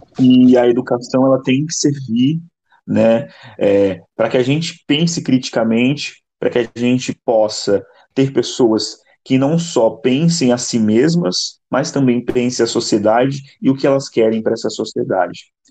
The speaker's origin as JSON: {"language": "Portuguese", "region": "São Paulo", "country": "Brazil", "tie": "born or raised there", "moved": "as an adult", "lives_now": "Rio de Janeiro, Brazil", "said": "eu nasci em São Paulo, porém moro há seis anos no Rio, terminei minha faculdade aqui"}